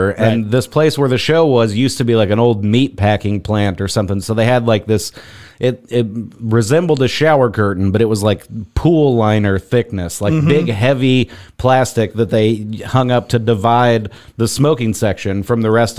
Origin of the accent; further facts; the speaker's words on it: Missouri, United States; moved away; Missouri originally.